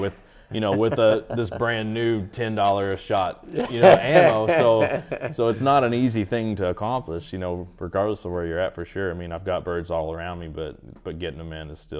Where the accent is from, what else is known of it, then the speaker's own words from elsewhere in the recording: Kentucky, United States; I'm from Eastern Kentucky, so you know the big things to hunt there is definitely whitetail and Eastern turkey